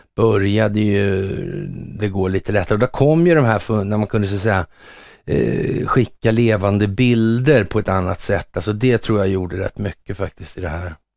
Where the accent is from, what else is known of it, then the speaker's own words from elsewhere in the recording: Sweden; som svensk